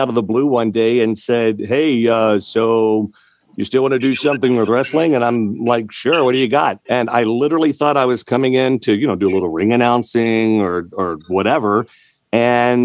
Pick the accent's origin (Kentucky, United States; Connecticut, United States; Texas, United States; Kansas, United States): Kentucky, United States; Louisville; I grew up here in Louisville